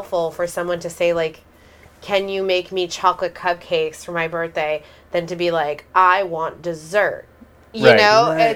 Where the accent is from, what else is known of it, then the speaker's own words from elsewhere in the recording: Santa Barbara, California, United States; I'm from Santa Barbara